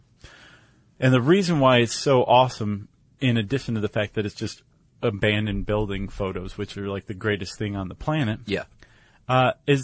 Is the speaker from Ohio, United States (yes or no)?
yes; Toledo, Ohio, United States; I grew up in Toledo